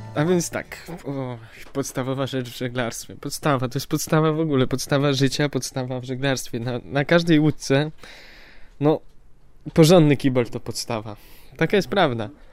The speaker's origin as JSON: {"language": "Polish", "country": "Poland", "said": "Jesteśmy z Polski"}